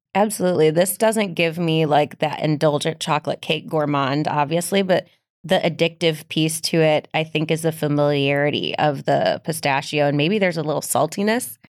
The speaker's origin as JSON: {"language": "English", "region": "Midwest", "country": "United States", "said": "I'm from the Midwest"}